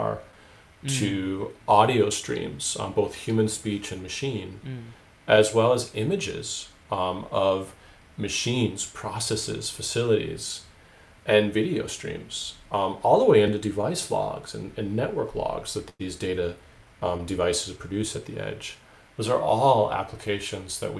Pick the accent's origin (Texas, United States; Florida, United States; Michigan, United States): Michigan, United States; moved away as an adult; also born or lived in Oulu, Finland; now in Finland; in 1996, actually, when I moved from Michigan to northern